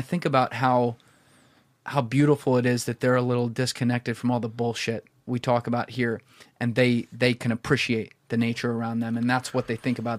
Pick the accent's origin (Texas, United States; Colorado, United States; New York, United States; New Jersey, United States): New Jersey, United States; I'm a dude from Jersey